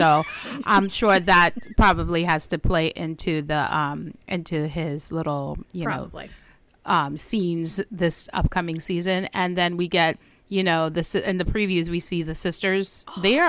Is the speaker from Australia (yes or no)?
no; Trinidad & Tobago; now in United States; I'm from Trinidad.